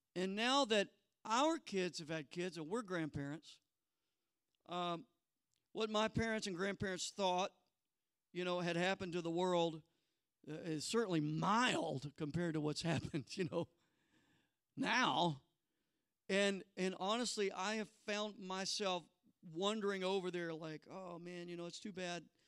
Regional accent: the Bible Belt in the South, United States; I was born in the Bible Belt in the South.

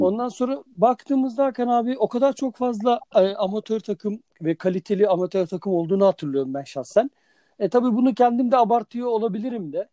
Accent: Sakarya, Turkey

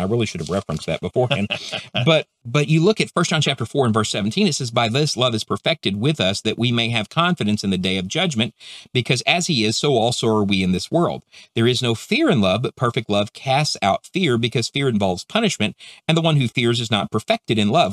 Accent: Texas, United States; where I'm from Texas

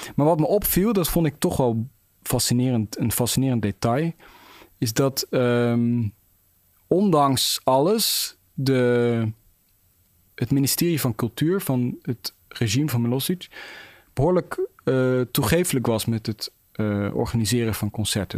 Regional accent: Netherlands; ik ben Nederlander

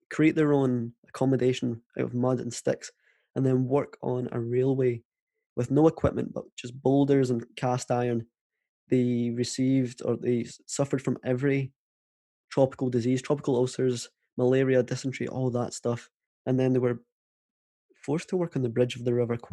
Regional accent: Prestwick, Scotland, United Kingdom; I live right on the west coast of Scotland, and in Prestwick Beach, my hometown.

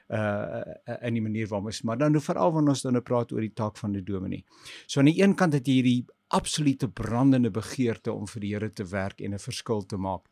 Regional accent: Pretoria, Gauteng, South Africa; also born or lived in Swane; ek het in Môregloed groot geword.

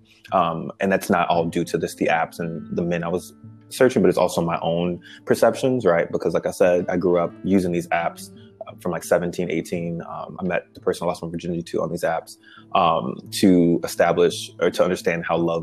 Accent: Chicago, Illinois, United States; I grew up in Chicago, two-parent household

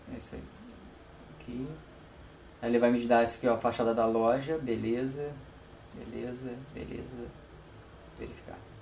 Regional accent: Brazil; somos brasileiros

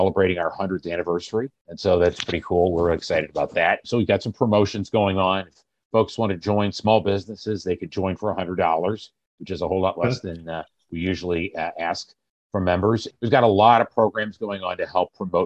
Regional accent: Germantown, Illinois, United States; moved away as an adult; also born or lived in West Coast; now in Evanston, United States; I actually grew up in downstate Illinois, a little town called Germantown, Illinois

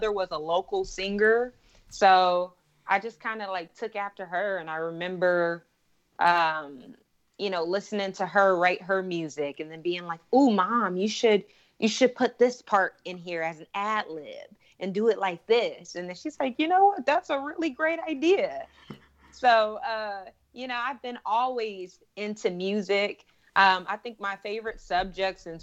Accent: Portland, Oregon, United States; I grew up in Portland, Oregon.

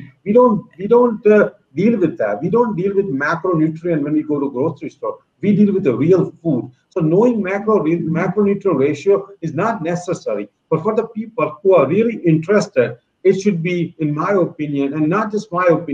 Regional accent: India; now in United States; when I was growing up in India

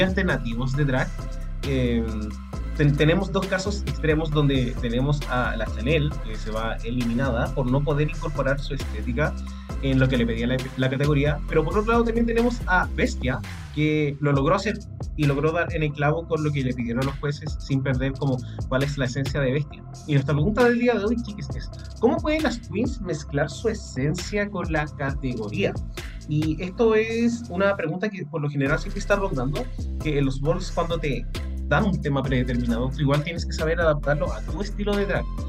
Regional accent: Chile; nosotros acá, al menos como chilenos

